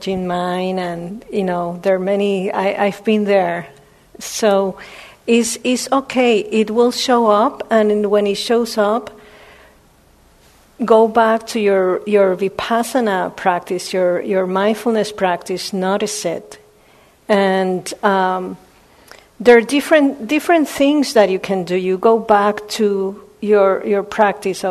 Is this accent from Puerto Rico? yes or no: yes; Puerto Rico; I was born in Puerto Rico.